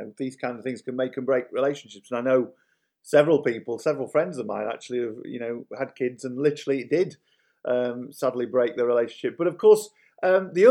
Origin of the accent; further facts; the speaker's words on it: Yorkshire and the Humber, United Kingdom; I'm from Yorkshire in England, of course, and we don't pronounce our H's